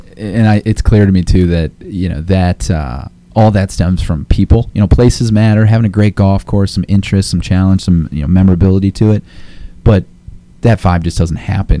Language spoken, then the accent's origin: English; Akron, Ohio, United States; moved away; Akron, Ohio native here